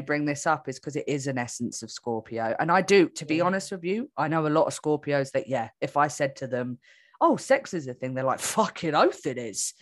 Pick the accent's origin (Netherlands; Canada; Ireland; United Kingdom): United Kingdom; England; now in Australia; I'm from England and I live in Australia